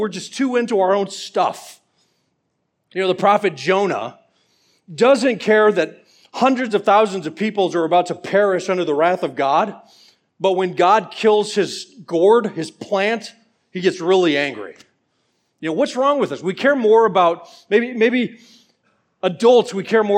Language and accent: English; Atlanta, Georgia, United States; I'm from Atlanta